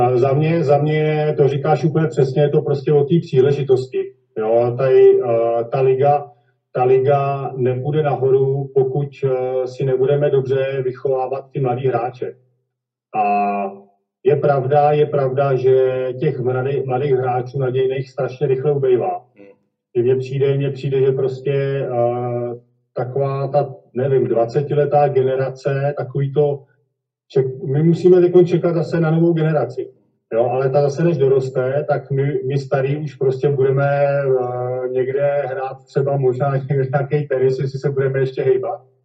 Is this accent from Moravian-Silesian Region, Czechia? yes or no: no; Kladno, Central Bohemian Region, Czechia; narodil jsem se na Kladně, kde jsem taky s tím volejbalem začínal